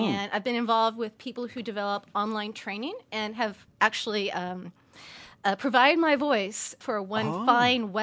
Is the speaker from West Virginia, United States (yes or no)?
no; Berkeley, California, United States; I am from the East Bay, from the Berkeley area